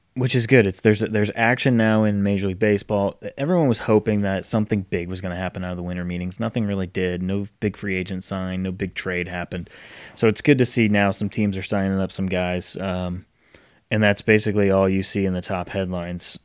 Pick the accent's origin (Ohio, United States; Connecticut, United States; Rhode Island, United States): Rhode Island, United States; now in Charlotte, United States; my friend who I grew up with in Rhode Island